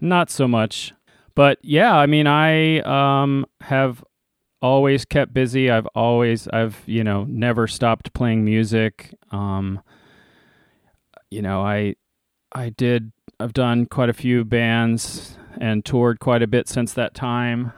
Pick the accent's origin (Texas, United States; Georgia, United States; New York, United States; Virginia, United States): Virginia, United States; Leesburg; I grew up out in Leesburg, Virginia